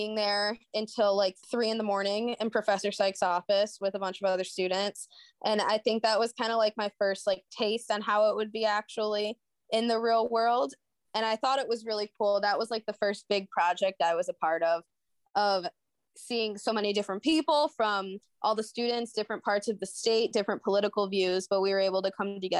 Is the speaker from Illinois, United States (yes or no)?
no; Detroit, Michigan, United States; now in Grand Rapids, United States; I grew up in the Metro Detroit area